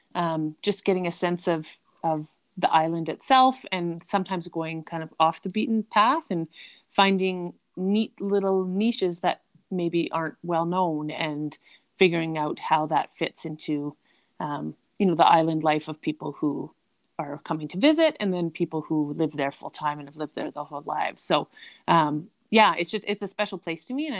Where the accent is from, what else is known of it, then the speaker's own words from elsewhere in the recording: Canada; being a Canadian coming to Maui